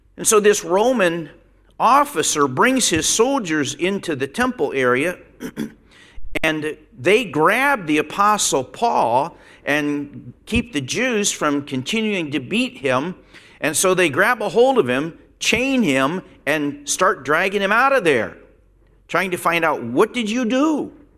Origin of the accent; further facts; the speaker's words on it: Pennsylvania, United States; moved away as an adult; when I go back to Pennsylvania and walk down the street, it, it's rare that I see somebody. I've been gone 45 years.